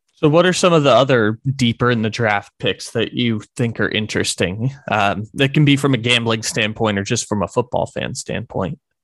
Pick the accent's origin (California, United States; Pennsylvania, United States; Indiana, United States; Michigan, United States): California, United States; San Diego; from my hometown of San Diego in the six one nine